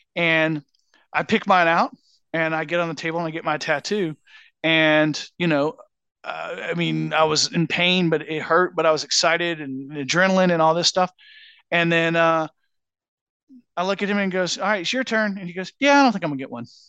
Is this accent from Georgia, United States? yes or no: yes; Georgia, United States; we grew up in Georgia